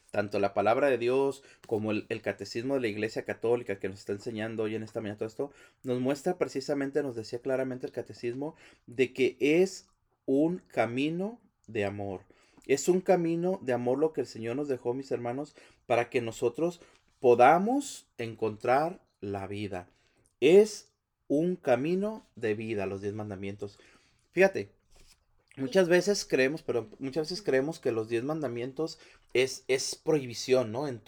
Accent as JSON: {"language": "Spanish", "country": "Mexico", "lives_now": "United States", "said": "Estados Unidos, mis hermanos, venimos de, un país que, que, no es el nuestro, es un país, la mayoría venimos de México, toda la gente que viene."}